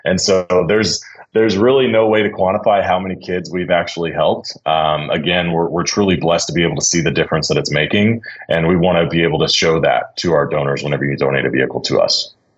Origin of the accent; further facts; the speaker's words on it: Dallas, Texas, United States; I grew up in Dallas, born and raised